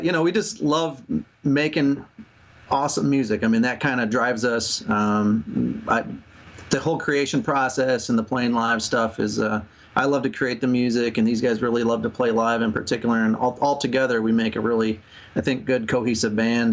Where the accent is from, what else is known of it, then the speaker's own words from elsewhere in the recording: Rochester, Minnesota, United States; we're from Rochester, Minnesota